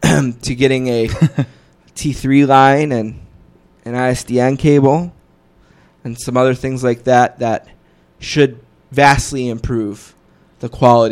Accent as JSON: {"language": "English", "town": "Buffalo", "region": "New York", "country": "United States", "said": "I'm from Buffalo"}